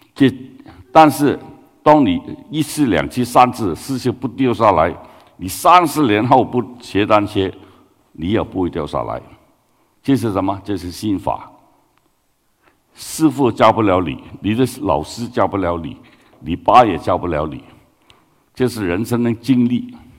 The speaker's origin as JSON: {"language": "Chinese", "region": "Guangdong", "country": "China", "second_language": "Chinese", "moved": "yes", "said": "我是广东人啊。呃，普通话好普通"}